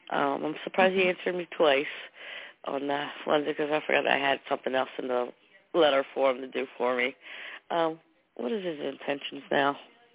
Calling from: New Jersey, United States; from New Jersey.

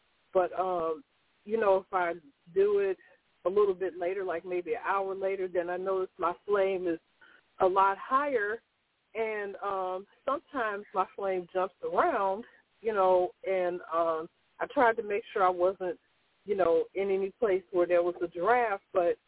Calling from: Laurel, United States; I'm calling from Laurel.

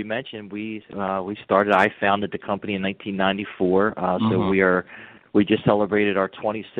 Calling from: Baltimore, Maryland, United States; I'm calling from Baltimore, Maryland.

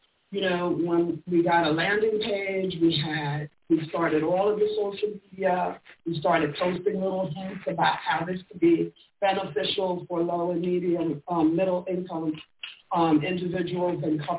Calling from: Fort Lauderdale, Florida, United States; I'm also calling from Florida, but Fort Lauderdale.

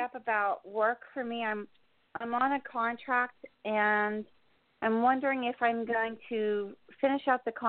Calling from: New Jersey, United States; Hi, this is … in New Jersey.

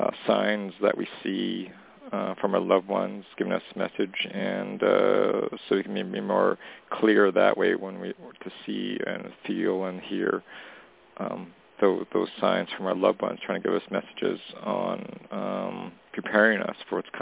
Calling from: Canada; it's … calling from Canada.

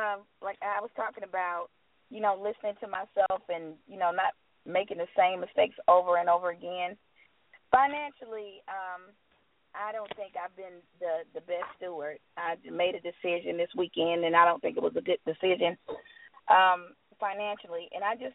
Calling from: Tucker, Georgia, United States; I'm calling from Tucker, Georgia.

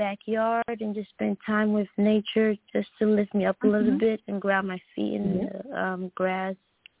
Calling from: Red Oak, Texas, United States; Red Oak, Texas.

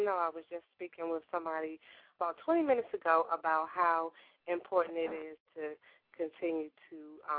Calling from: Maryland, United States; I'm calling from Maryland.

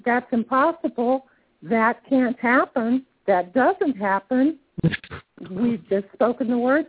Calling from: St. Petersburg, Florida, United States; I'm in St. Pete, Florida.

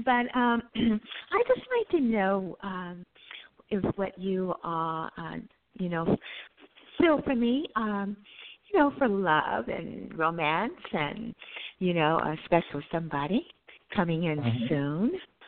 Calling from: California, United States; currently I'm in California.

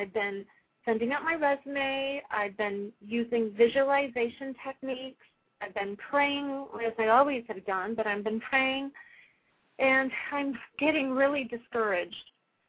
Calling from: California, United States; I'm calling from California.

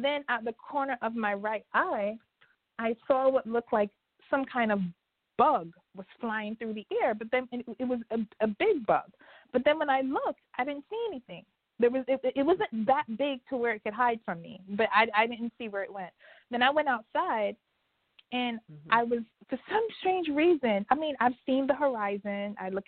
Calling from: New York, United States; I'm calling from New York.

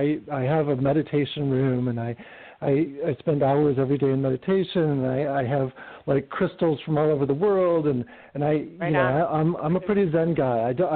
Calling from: Palm Springs, California, United States; I'm in Palm Springs, California.

